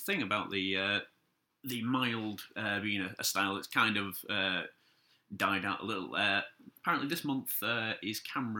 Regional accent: Yorkshire and the Humber, United Kingdom; I'm a Yorkshireman.

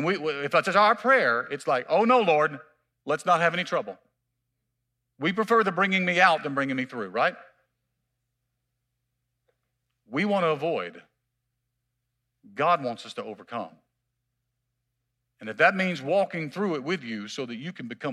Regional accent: Mississippi, United States; I'm from Mississippi

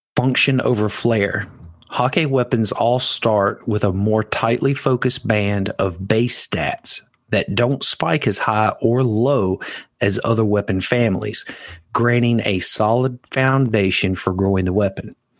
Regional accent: the South, United States; I'm from the South. We don't enunciate

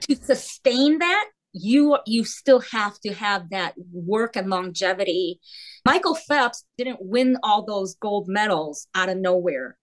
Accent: South Korea; now in United States; I was born in Korea. So we're from Korea. We're immigrants and we're now American citizens.

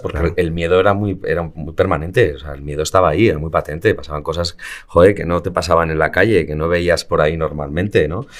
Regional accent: Madrid, Community of Madrid, Spain; soy pijo madrileño de libro.

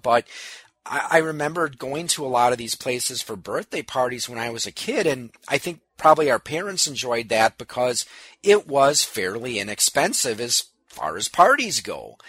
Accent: New Berlin, Wisconsin, United States; my hometown of New Berlin

